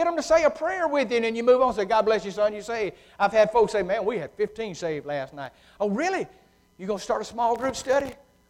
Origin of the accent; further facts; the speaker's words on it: United Kingdom; being a Brit, you know, we've got to have an answer for everything.